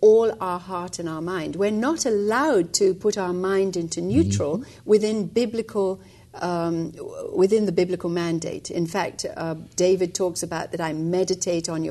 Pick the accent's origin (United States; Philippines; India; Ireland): India; moved away as an adult; also born or lived in England; I was actually born and raised in India for the first 20 years of my life